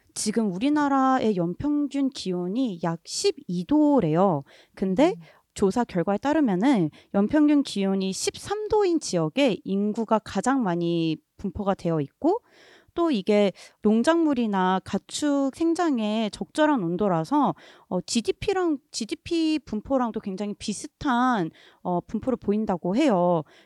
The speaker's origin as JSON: {"language": "Korean", "country": "South Korea", "tie": "born or raised there", "said": "저는 한국에서 태어나고 자란"}